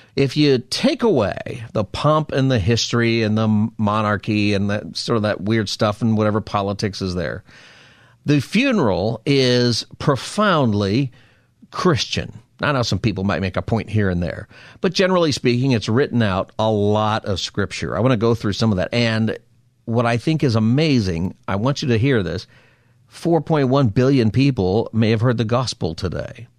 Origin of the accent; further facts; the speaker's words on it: West Coast, United States; as an American, and West Coasters like you